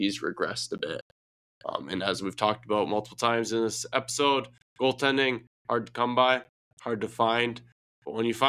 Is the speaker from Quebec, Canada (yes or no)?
no; Windsor, Ontario, Canada; We're all from Windsor here.